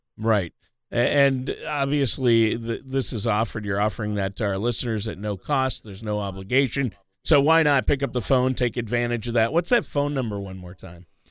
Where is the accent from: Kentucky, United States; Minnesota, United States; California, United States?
Minnesota, United States; I grew up in Minnesota